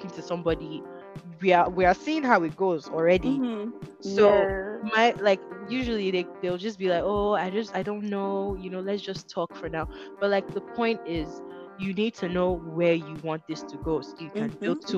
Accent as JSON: {"language": "English", "town": "Benin City", "region": "Edo", "country": "Nigeria", "moved": "as an adult", "said": "I'm from Benin City. I've lived here for 6 years."}